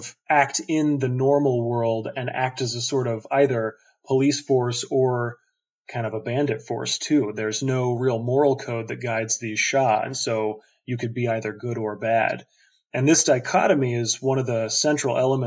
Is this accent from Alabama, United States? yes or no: no; southern Missouri, United States; moved away as an adult; now in Chicago, United States; I had just moved away from my hometown in southern Missouri